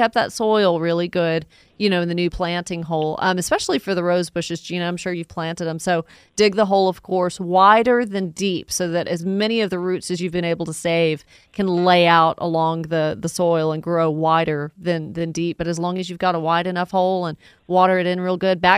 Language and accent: English; the South, United States; now in Cherokee County, United States; us Southerners who love our fall fruits